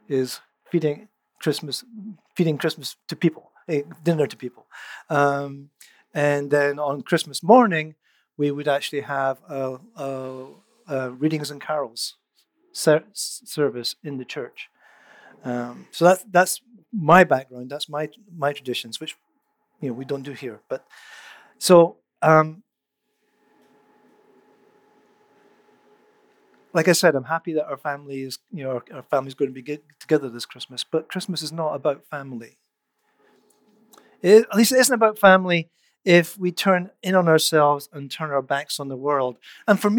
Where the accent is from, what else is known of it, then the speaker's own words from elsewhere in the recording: Scotland, United Kingdom; moved away as an adult; also born or lived in Netherlands; now in Canada; I grew up in Scotland. I became a believer when I was 17. I moved to the Netherlands when I was 21, but it wasn't until I moved to Canada at the age of 26